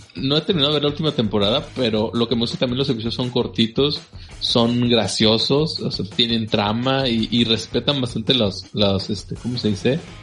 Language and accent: Spanish; Nuevo León, Mexico; acá en Nuevo León le llamamos grupera